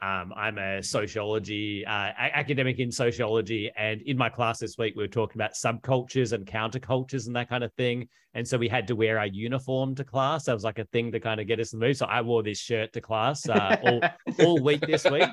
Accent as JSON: {"language": "English", "town": "Perth", "region": "Western Australia", "country": "Australia", "moved": "yes", "lives_now": "Melbourne, Australia", "said": "I'm from Perth, like, which is like the backward side of Australia originally"}